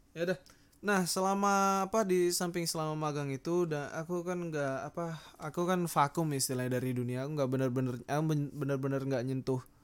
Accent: Sangatta, East Kalimantan, Indonesia; moved away; aku datang dari Kalimantan Sangatta

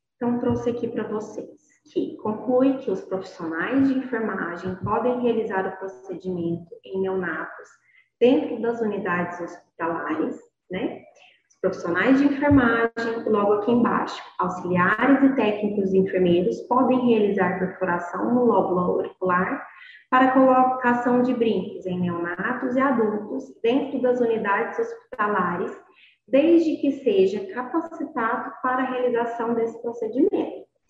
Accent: Inhumas, Goiás, Brazil; sou daqui de Goiás, sou de Inhumas, Goiás, é uma cidade interior do estado de Goiás

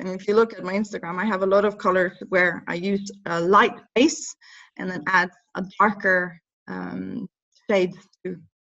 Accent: Norway; accent: Norwegian; English is a second language; now in England; But I think when I moved to England, I really wanted to get rid of my Norwegian accent.

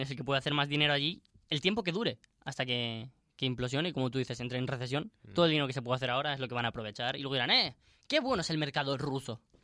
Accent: Spain; moved away; Nosotros siendo españoles

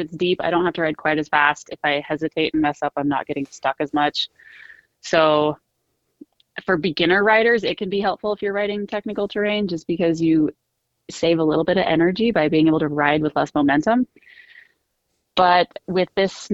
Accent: near the Sawtooth Mountains, Idaho, United States; I grew up near the Sawtooth Mountains in Idaho.

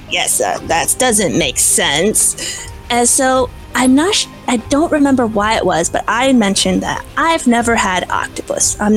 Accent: Midwest, United States; I was born and raised in the Midwest of the United States. I moved around a lot as a kid. I was homeschooled. And so I like to tell people that I'm a farm girl. I grew up around farms and animals

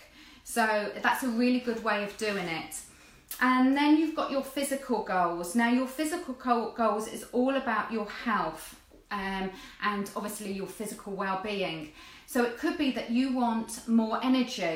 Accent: Jersey; I'm from Jersey

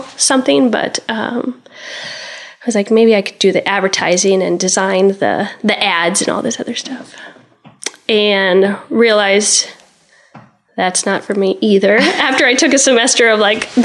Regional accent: Spencer, Iowa, United States; when I was growing up in Spencer

